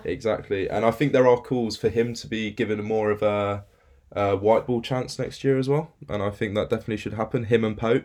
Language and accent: English; North Devon, South West England, United Kingdom; moved away as an adult; now in Birmingham, United Kingdom; I'm originally from North Devon